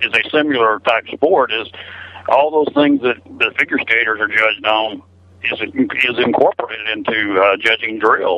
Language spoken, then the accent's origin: English; Alabama, United States; now in Texas, United States; I was born in Alabama